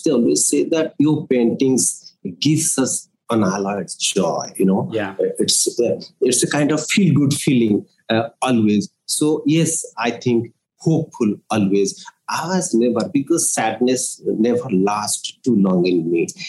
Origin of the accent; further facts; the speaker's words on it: Odisha, India; now in Nagpur, India; I'm from Odisha and from a place which is kind of very small town, uh, surrounded by nature.